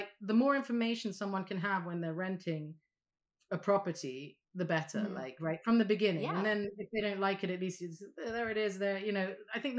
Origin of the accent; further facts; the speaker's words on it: Saudi Arabia; also born or lived in Vanuatu; I grew up in Saudi Arabia, but we moved to the South Pacific and lived in an island called Vanuatu.